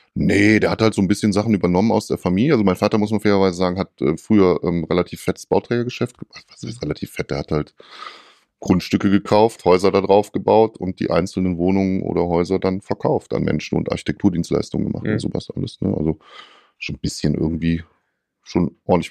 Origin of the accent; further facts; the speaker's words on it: North Rhine-Westphalia, Germany; bei uns in Nordrhein-Westfalen